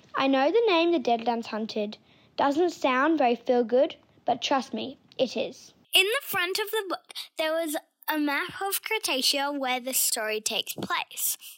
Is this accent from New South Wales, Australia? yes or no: no; Gold Coast, Queensland, Australia; I am from the Gold Coast